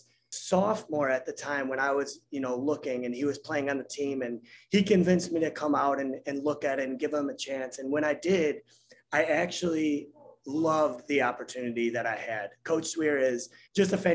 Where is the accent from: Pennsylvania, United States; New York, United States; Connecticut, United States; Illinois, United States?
Illinois, United States; Chicago; I grew up in Chicago and basketball is king here